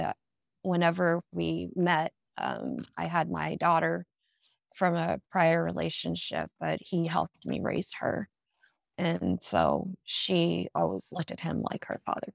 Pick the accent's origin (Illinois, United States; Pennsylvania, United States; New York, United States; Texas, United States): Texas, United States; Dallas; also born or lived in Midlothian, Virginia; I'm actually from Dallas, Texas